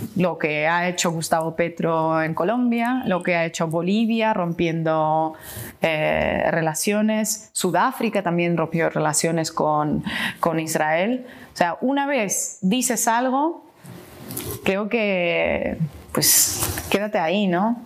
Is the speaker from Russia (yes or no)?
yes; Russia; yo soy rusa